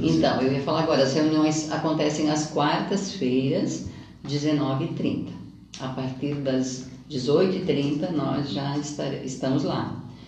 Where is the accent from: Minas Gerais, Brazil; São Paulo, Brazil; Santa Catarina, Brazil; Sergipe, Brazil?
Santa Catarina, Brazil; Siderópolis; now in Criciúma, Brazil; eu sou daquela terra